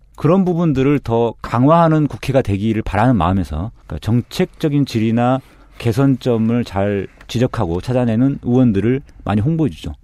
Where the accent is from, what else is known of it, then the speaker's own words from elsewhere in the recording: Mokpo, South Jeolla, South Korea; moved away; 제가 목포에서 태어나서 고등학교까지 졸업을 했거든요.